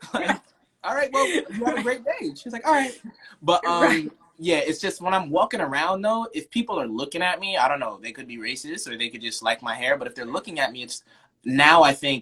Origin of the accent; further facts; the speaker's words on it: Long Island, New York, United States; moved away as an adult; also born or lived in Florida; I left Long Island when I was 18, went to school in Florida